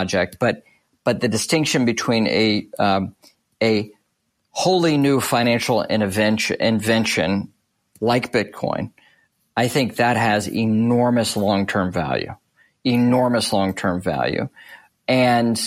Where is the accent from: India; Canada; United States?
United States; as an American